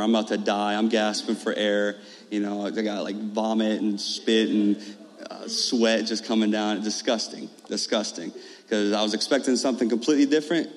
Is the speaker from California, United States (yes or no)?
no; Carlinville, Illinois, United States; I'm from Carlinville. I'm from Carlinville